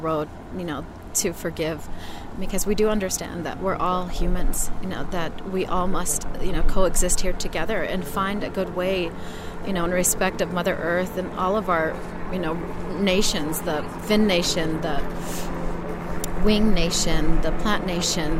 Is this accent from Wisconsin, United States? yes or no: no; Pine Ridge, South Dakota, United States; now in Phoenix, United States; from Pine Ridge, South Dakota. I currently live and reside in Phoenix, Arizona with my family